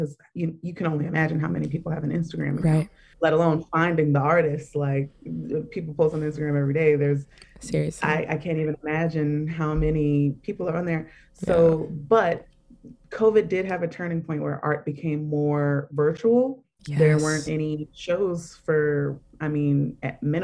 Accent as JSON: {"language": "English", "town": "Baltimore", "region": "Maryland", "country": "United States", "moved": "yes", "lives_now": "New York, United States", "said": "I'm from Baltimore"}